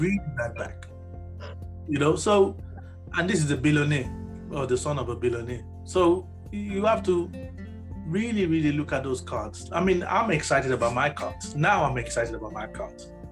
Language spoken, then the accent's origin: English; Nigeria; moved away; I was born in Nigeria